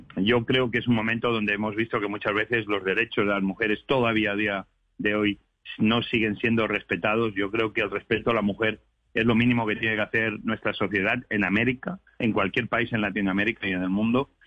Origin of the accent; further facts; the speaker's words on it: Spain; now in United States; yo vengo de España